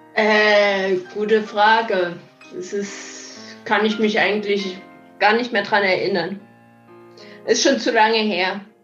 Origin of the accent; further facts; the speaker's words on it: East Germany, Germany; ich bin ja im Osten aufgewachsen